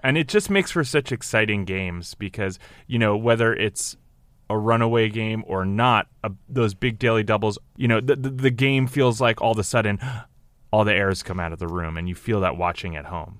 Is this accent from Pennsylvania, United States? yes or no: no; New Jersey, United States; I'm from New Jersey